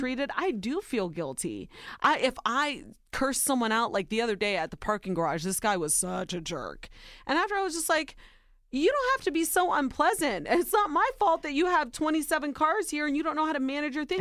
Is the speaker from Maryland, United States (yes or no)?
no; Ohio, United States; Soy Nicaraguense, but I was born and raised in Ohio.